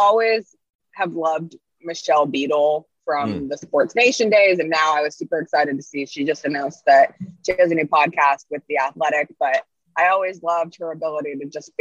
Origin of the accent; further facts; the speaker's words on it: Denver, Colorado, United States; moved away; also born or lived in Washington; I grew up in Denver